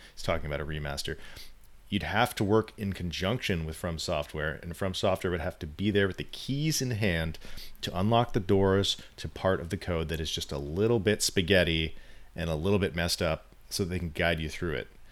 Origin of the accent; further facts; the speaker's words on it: California, United States; as someone who's lived in California my whole life